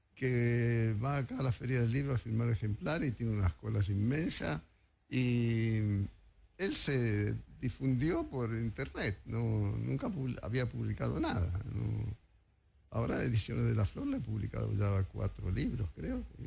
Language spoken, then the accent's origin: Spanish; Mendoza, Argentina; now in Buenos Aires, Argentina; yo soy mendocino y cuando era chico